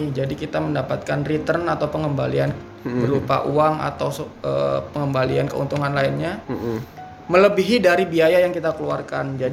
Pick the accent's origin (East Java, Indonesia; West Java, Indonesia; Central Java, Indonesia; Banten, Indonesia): East Java, Indonesia; Pasuruan; Asli Jawa Timur, lahir di Pasuruan 29 tahun yang lalu.